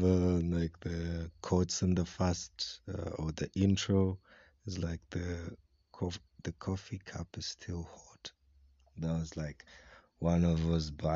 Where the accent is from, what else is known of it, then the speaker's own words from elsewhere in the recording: Kenya; I'm from Kavarole and currently podcasting from Mwaboki, which is in Kisumbi B, Bukwali Village, Kavarole District